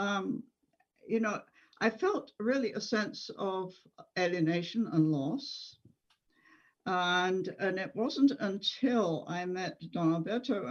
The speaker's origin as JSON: {"language": "English", "region": "England", "country": "United Kingdom", "tie": "born or raised there", "moved": "as an adult", "said": "as a child growing up in England"}